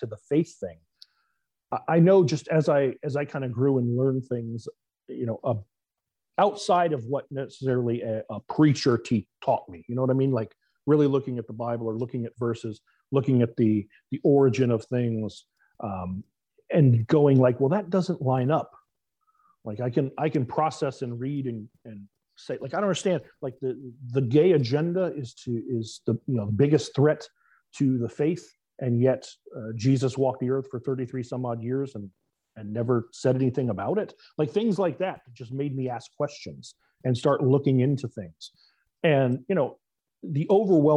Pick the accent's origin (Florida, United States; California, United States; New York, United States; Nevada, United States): Florida, United States; South; I grew up in South Florida. I still reside in Florida.